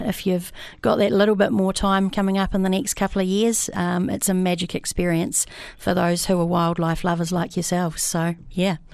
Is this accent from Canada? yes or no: no; New Zealand; moved away; I come from Amarua originally